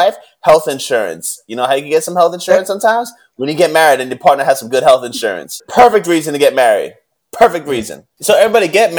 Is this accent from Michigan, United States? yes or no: no; New York City, New York, United States; I'm from Harlem